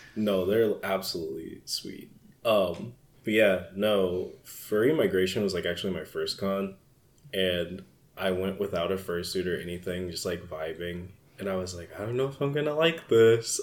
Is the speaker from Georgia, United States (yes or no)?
yes; Atlanta, Georgia, United States; also born or lived in Minneapolis; now in Philadelphia, United States; I grew up in Atlanta